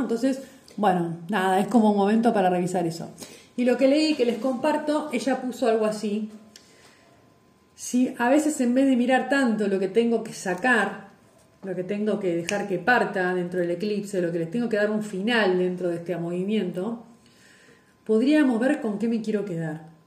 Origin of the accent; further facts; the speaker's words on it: Lobos, Buenos Aires Province, Argentina; en mi pueblo, en Lobos